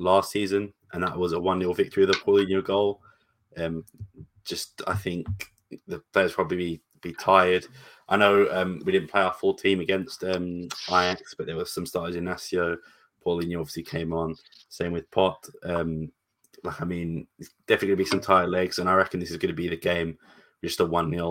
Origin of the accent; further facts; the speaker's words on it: England, United Kingdom; All white background is why I'm so pale, and I'm also English.